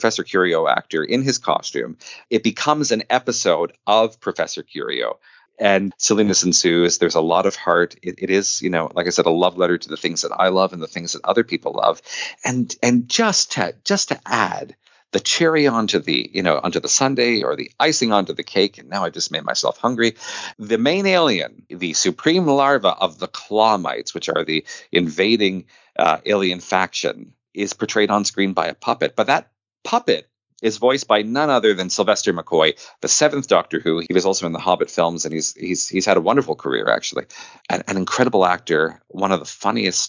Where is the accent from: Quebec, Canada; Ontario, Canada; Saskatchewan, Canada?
Quebec, Canada; I grew up in Quebec in the 80s and 90s.